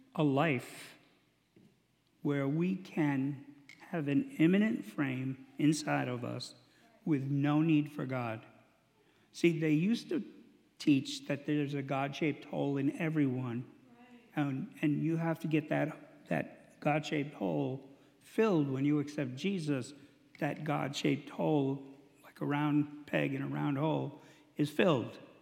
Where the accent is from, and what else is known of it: United States